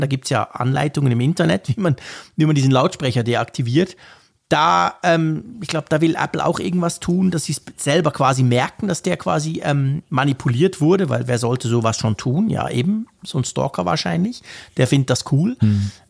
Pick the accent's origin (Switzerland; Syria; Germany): Switzerland; Bei uns in der Schweiz